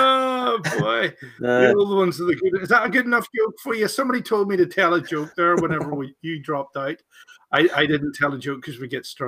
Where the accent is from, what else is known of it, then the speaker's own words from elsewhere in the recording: Northern Ireland, United Kingdom; Remember, we're from Northern Ireland.